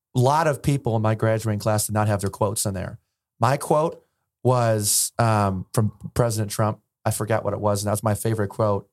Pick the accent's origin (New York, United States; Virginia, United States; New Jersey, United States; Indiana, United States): Virginia, United States; Alexandria; I grew up in Virginia.